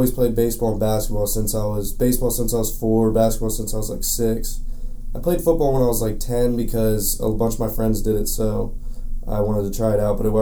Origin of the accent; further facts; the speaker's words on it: Hedgesville, West Virginia, United States; I'm from Hedgesville, West Virginia, about 30 minutes from Shepherd University. I grew up there. That's the only place I've ever lived in my entire life.